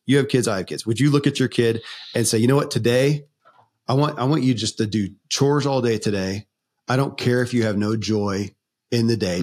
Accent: Kentucky, United States; born or raised there

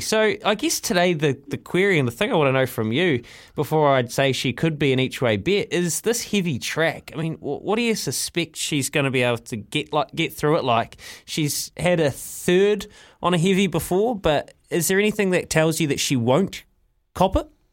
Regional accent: Leithfield Beach, Canterbury, New Zealand; I'm from Leithfield Beach in North Canterbury.

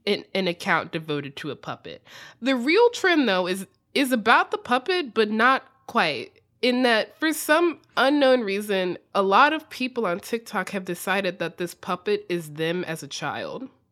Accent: United States; accent: extremely American; my extremely American accent

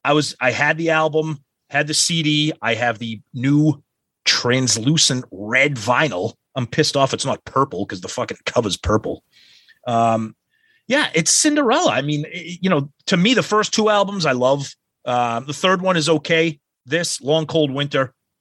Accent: Medford, United States; I played hockey growing up in Medford.

